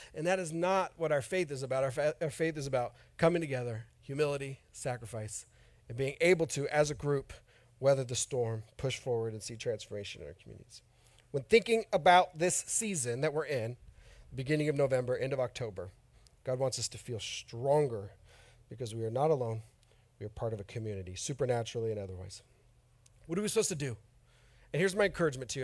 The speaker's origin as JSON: {"language": "English", "town": "Oroville", "region": "California", "country": "United States", "moved": "yes", "said": "I'm from Northern California too, from a town near Chico"}